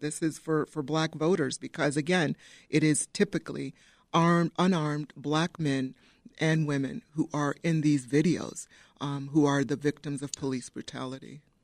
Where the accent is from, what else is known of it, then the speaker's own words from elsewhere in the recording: Downers Grove, Illinois, United States; I grew up in Downers Grove, went to Downers Grove South.